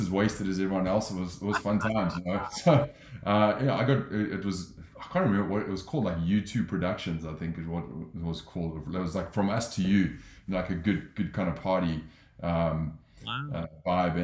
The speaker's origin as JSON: {"language": "English", "town": "Johannesburg", "region": "Gauteng", "country": "South Africa", "tie": "born or raised there", "also_born_or_lived": "London", "moved": "as an adult", "lives_now": "Los Angeles, United States", "said": "I grew up in South Africa. I'm from Johannesburg, lived in London"}